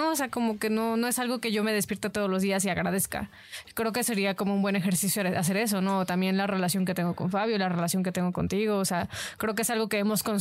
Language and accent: Spanish; Mexico; creo que en general como mexicanos entramos mucho en eso